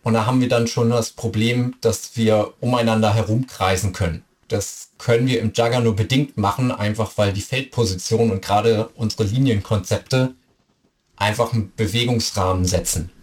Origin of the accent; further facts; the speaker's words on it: Hamburg, Germany; moved away; Ich bin ursprünglich Hamburger